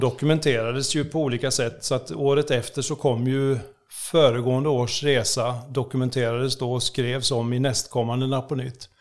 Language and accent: Swedish; Oskarshamn, Kalmar County, Sweden; Jag är född i Oskarshamn